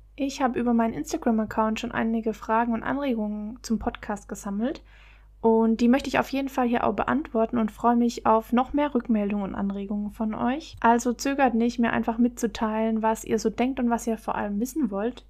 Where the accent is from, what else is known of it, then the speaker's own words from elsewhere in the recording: Baden-Württemberg, Germany; moved away as an adult; also born or lived in Bavaria / Palatinate, Rhineland-Palatinate; now in Rhineland-Palatinate, Germany; Ursprünglich komme ich aber eigentlich aus Bayern, aber bin in Baden-Württemberg aufgewachsen